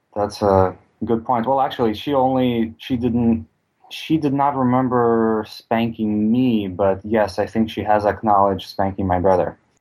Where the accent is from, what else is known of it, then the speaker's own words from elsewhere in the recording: Russia; moved away; I grew up in Russia